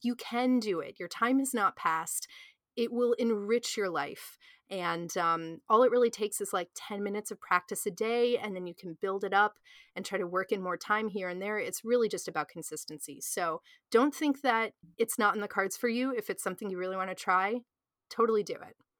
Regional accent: United States; I'm from the United States

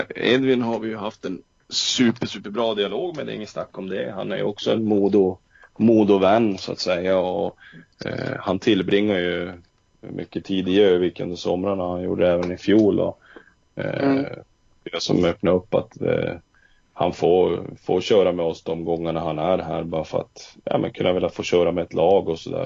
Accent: Luleå, Norrbotten County, Sweden; moved away as an adult; now in Örnsköldsvik, Sweden; jag kommer från Luleå

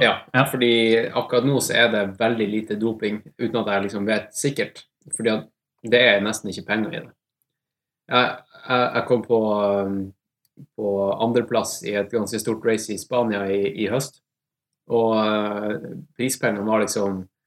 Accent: Tromsø, Troms, Norway; accent: Tromsø dialect; moved away as an adult; now in Oslo, Norway; kommer fra Tromsø. Uh, har bodd i Oslo de siste ti årene, så jeg føler liksom Ja. Eneste måten du kan liksom skjønne at jeg er fra Tromsø på, er at jeg snakker Tromsø-dialekt

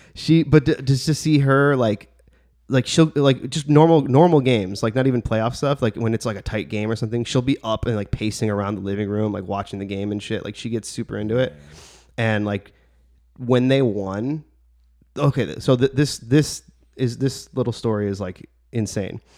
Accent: Bridgeview, Illinois, United States; my hometown of Bridgeview

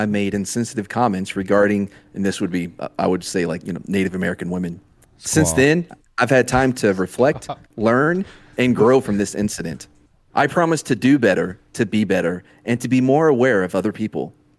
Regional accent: New Zealand; accent: New Zealand; You made fun of my New Zealand accent.

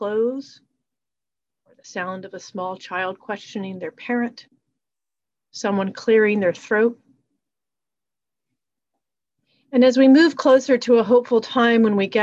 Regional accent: a small town in Virginia, United States; I was brought up in the Episcopal Church in a small town in Virginia

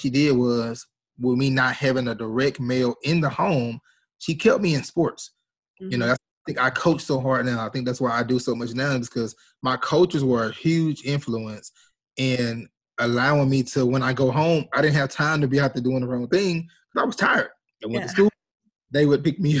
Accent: Shreveport, Louisiana, United States; I was born here in Shreveport, Louisiana

